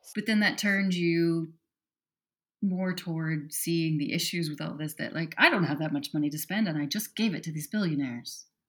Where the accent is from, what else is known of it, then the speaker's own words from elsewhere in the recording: Wyoming, United States; I grew up in Wyoming, and as a 17 year old